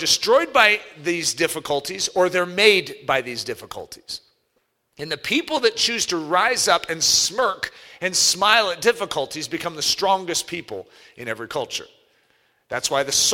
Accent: United States; as Americans

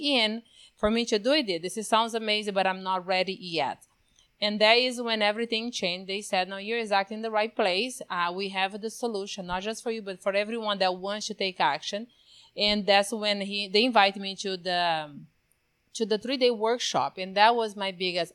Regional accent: Brazil; moved away as an adult; now in United States; born and raised in Brazil, not just that, in the middle of the Amazon

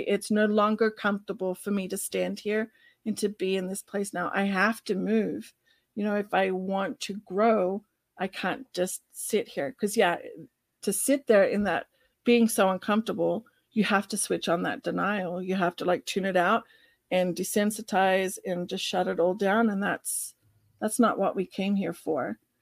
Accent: Australia; accent: Australian; my Australian accent

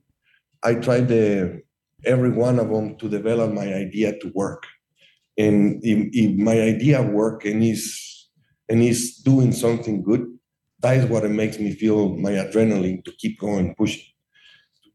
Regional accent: Mexico; moved away as an adult; also born or lived in Ohio; now in Chicago, United States; I'm American and Mexican citizens.

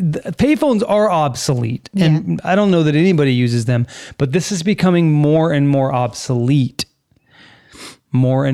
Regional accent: California, United States; moved away as an adult; now in Florida, United States; I was born and raised in California.

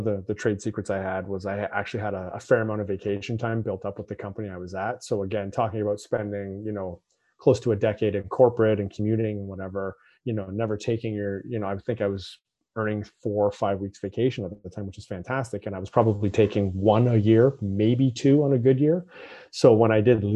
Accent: Toronto, Ontario, Canada; moved away as an adult; now in Vancouver, Canada; move from the Toronto area where I basically grew up to Vancouver

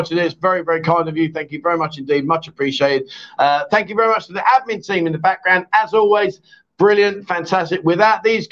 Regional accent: London, United Kingdom; now in Pattaya, Thailand; I'm a Londoner. I'm not a Cockney.

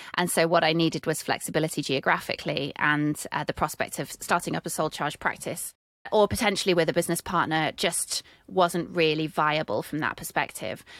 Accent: United Kingdom; accent: British; I'm British

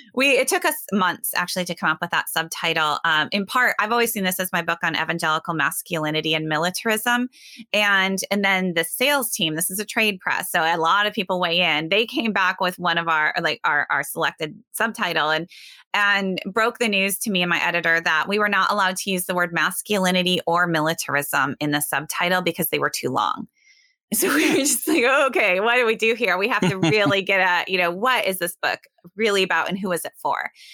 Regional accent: Sioux Center, Iowa, United States; now in West Michigan, United States; I grew up in Northwest Iowa in a small town, Sioux Center.

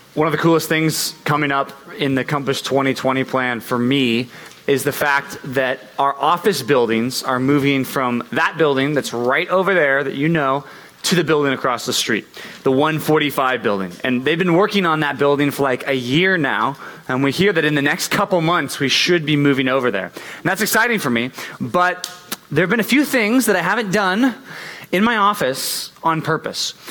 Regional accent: United States; Always been in America. I'd never gone out of the country.

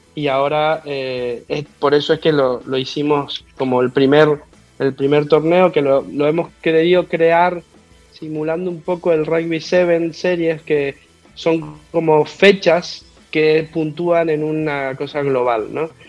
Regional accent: Mendoza, Argentina; accent: Argentine; also born or lived in Madrid, Spain; now in Malabo, Equatorial Guinea; yo no soy de Buenos Aires, yo soy de Mendoza

